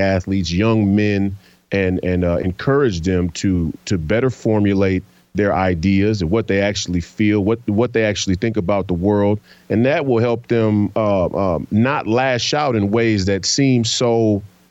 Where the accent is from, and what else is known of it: United States